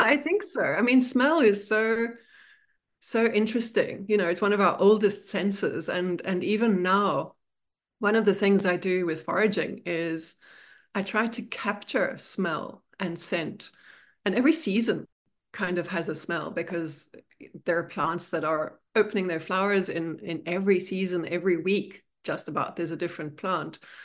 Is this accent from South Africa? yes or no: yes; Bloemfontein, Free State, South Africa; now in New York City, United States; I grew up in South Africa, and the town I was born in is in the middle of South Africa. It's called Bloemfontein